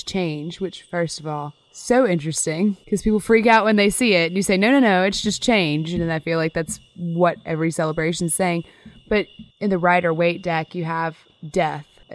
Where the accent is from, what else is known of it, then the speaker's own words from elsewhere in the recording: Louisiana, United States; We're from Louisiana